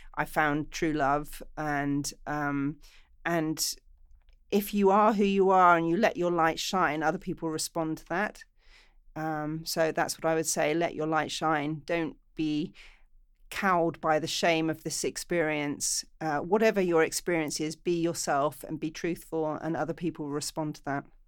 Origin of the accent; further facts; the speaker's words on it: England, United Kingdom; now in Los Angeles, United States; I'm English